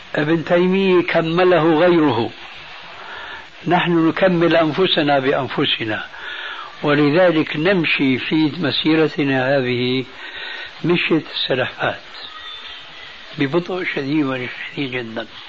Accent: Syria; عندنا في سوريا

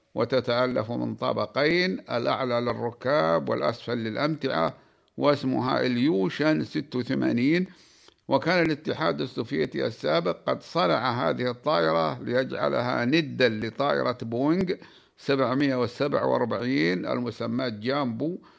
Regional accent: Saudi Arabia; بلادنا المملكة العربية السعودية

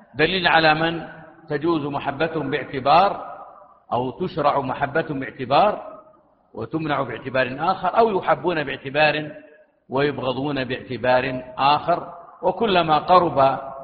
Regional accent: Saudi Arabia; بلادنا المملكة العربية السعودية

